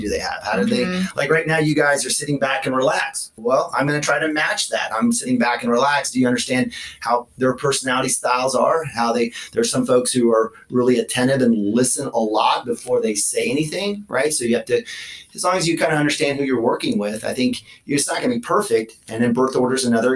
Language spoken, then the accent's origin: English; Norman, Oklahoma, United States; also born or lived in Miami, Florida / Los Angeles, California; we moved back to Norman. I grew up in Norman, graduated from Norman High in 1991